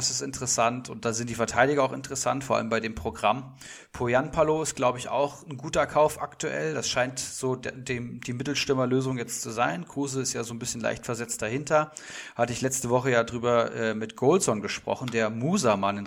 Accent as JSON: {"language": "German", "town": "Frankfurt", "region": "Hesse", "country": "Germany", "said": "Ich meine, ich als Frankfurter freue mich da irgendwo"}